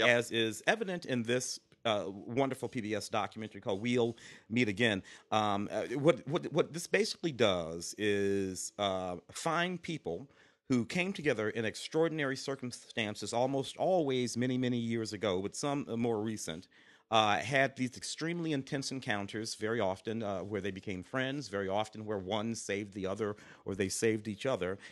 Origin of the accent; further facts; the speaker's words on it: Midwest, United States; growing up in the Midwest